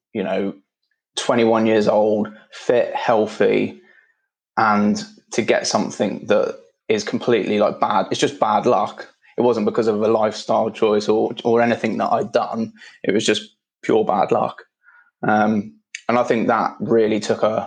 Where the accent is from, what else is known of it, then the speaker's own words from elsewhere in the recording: Midlands, United Kingdom; now in London, United Kingdom; I'm living in London, so that doesn't really work, but I was brought up in the Midlands